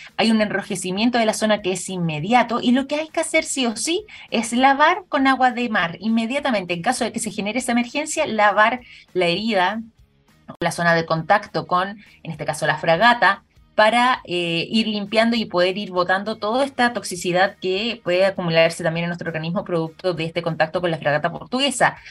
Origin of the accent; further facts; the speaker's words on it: Chile; nosotros en nuestro país